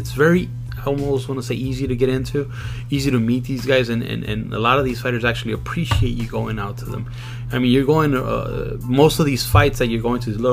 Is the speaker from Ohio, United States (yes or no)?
no; Compton, California, United States; also born or lived in Long Beach; born and raised in Compton.